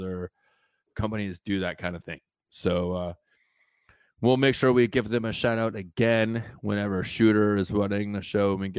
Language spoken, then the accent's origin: English; Southwest, United States; moved away as an adult; now in Tampa, United States; being from the Southwest